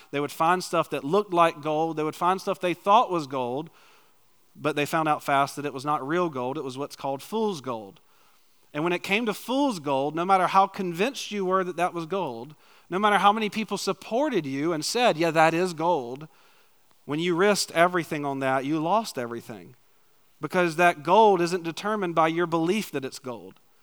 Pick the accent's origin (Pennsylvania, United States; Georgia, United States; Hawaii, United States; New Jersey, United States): Georgia, United States; Macon; moved away as an adult; also born or lived in Valdosta, Georgia; now in McPherson, United States; originally I was born in Macon, Georgia, lived in a tiny little town outside of Macon